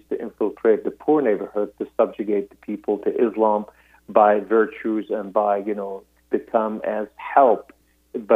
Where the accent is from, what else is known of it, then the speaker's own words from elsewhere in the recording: Beirut, Beirut Governorate, Lebanon; I was born in Beirut, Lebanon, to a Muslim Sunni family